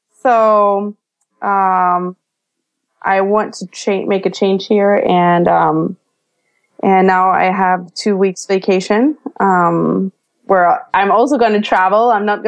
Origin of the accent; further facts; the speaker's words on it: Denmark; I'm from Denmark, but at this point I feel like I'm a mix of all the places I've been to and all the places I lived